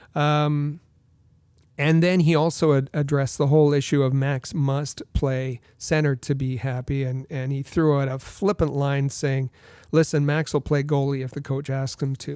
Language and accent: English; Thunder Bay, Ontario, Canada; my hometown of Thunder Bay, Ontario